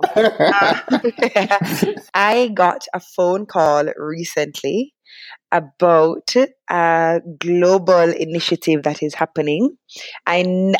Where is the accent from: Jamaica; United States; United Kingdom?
Jamaica; Kingston; I grew up in Kingston, but both my parents are not from Kingston